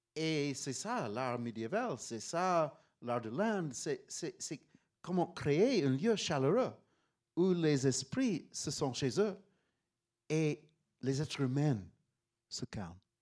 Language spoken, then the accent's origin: French; Pittsburgh, Pennsylvania, United States; French is a second language; moved away as an adult; also born or lived in Paris; j'ai grandi à Pittsburgh, Pennsylvania